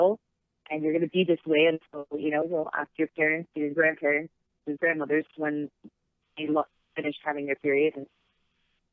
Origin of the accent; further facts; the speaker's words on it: Miami, Florida, United States; moved away as an adult; now in Los Angeles, United States; I grew up in Miami